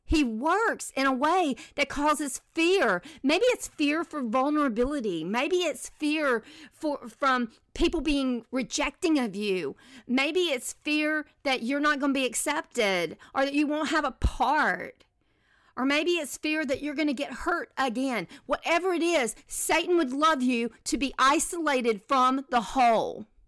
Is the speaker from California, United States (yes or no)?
no; Mississippi, United States; moved away; also born or lived in Selma, Alabama / Birmingham, Alabama / Nashville, Tennessee; I grew up in Mississippi